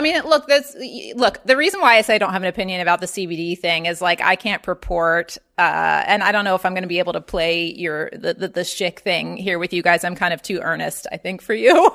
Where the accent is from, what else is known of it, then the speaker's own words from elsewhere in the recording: Baltimore, Maryland, United States; moved away; also born or lived in Atlanta; I grew up in Baltimore, Maryland